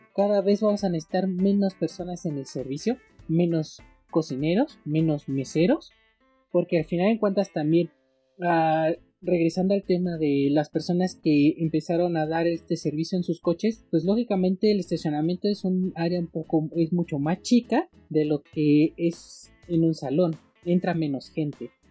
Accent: Mexico; aquí en México, en mi país

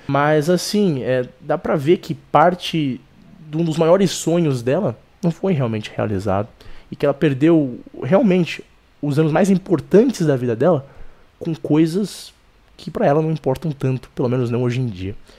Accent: Brazil; Eu sou brasileiro

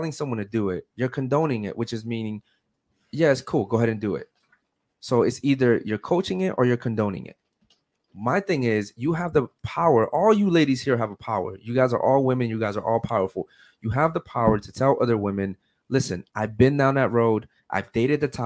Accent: Baltimore, Maryland, United States; moved away; I come from Baltimore, Maryland, where all you see is murders, drugs, and all anything bad you can think

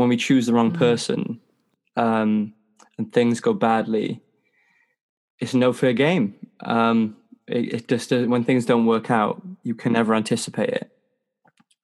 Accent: Wales, United Kingdom; I'm from Wales in the UK, and I can speak Welsh

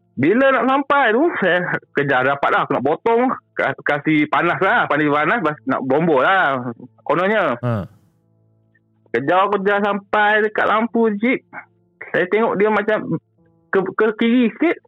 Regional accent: Kota Bharu, Kelantan, Malaysia; saya ni orang KB Kelantan

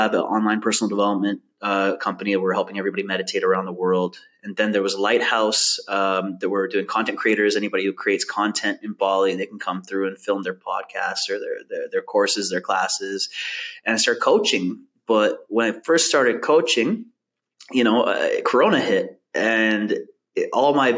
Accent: Vancouver, British Columbia, Canada; I grew up in Vancouver, Canada, in East Van.

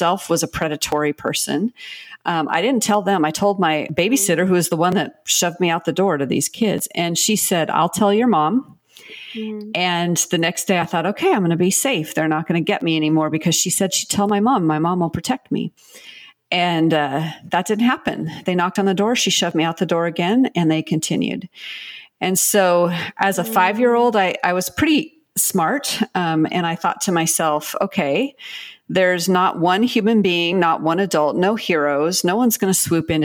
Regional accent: Pacific Northwest, United States; I'm from the Pacific Northwest

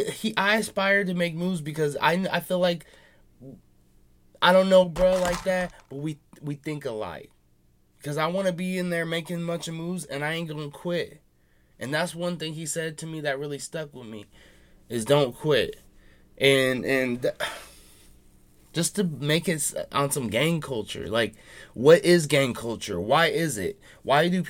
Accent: Seattle, Washington, United States; I'm from Seattle.

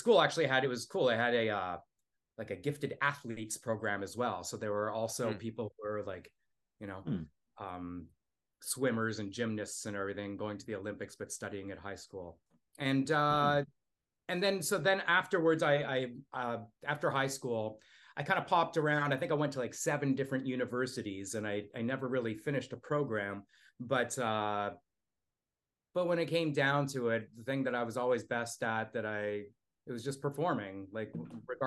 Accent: Toronto, Ontario, Canada; I grew up in Toronto

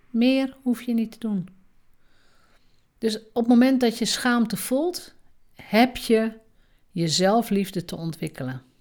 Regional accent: Drenthe, Netherlands; En misschien is dat zo omdat ik uit Drenthe kom. In Drenthe mag je sowieso nooit opvallen

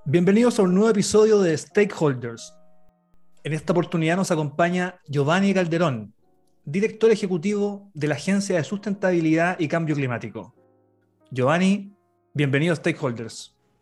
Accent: Buin, Santiago Metropolitan Region, Chile; soy de Buin

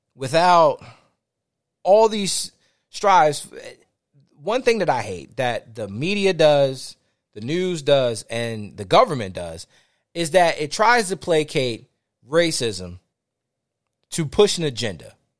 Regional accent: Fort Washington, Maryland, United States; I grew up in Fort Washington, Maryland, between D C and Fort Washington, Maryland

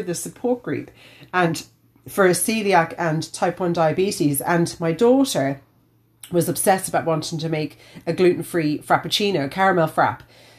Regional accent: Australia; now in Ireland; I grew up with them in Australia.

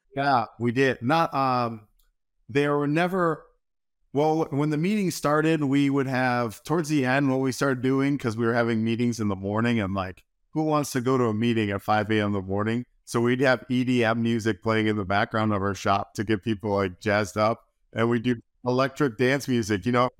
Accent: Wisconsin, United States; moved away as an adult; also born or lived in New York; now in Hilmar, United States; I grew up in Wisconsin

